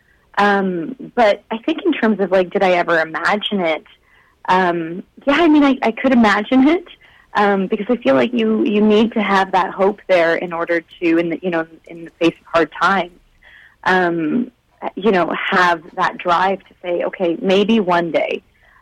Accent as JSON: {"language": "English", "country": "India", "tie": "born or raised there", "moved": "yes", "lives_now": "Canada", "said": "I was born in India"}